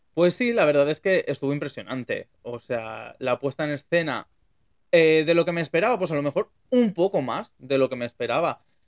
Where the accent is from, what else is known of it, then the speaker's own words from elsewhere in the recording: Valencia, Valencian Community, Spain; yo soy de Valencia